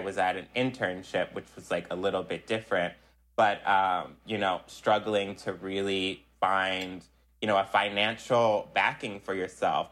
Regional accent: Philadelphia, Pennsylvania, United States; also born or lived in South Jersey, New Jersey; growing up in Philly and South Jersey

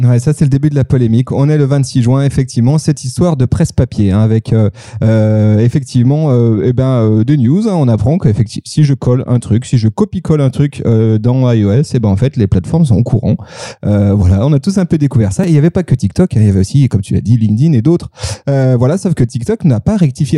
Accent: France; now in Lyon, France; je suis français

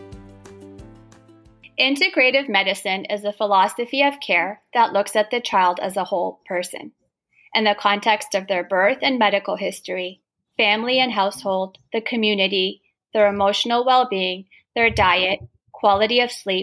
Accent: Toronto, Ontario, Canada; you're from my hometown

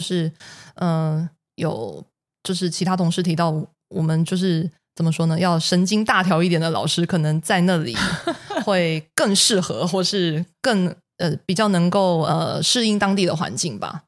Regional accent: Taiwan

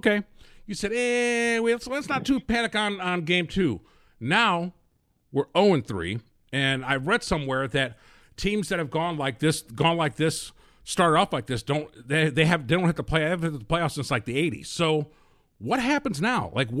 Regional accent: Gary, Indiana, United States; Gary, Indiana.

